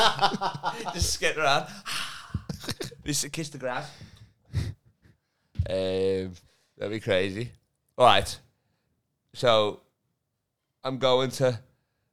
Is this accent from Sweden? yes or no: no; Liverpool, North West England, United Kingdom; accent: Scouse; hear my accent, I'm a Scouser